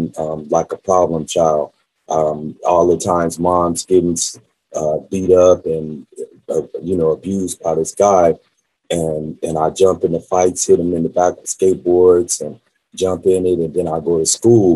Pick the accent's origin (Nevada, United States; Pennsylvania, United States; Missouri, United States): Nevada, United States; Las Vegas; also born or lived in California; she left California and brought me out here to Las Vegas when I was about 5 years old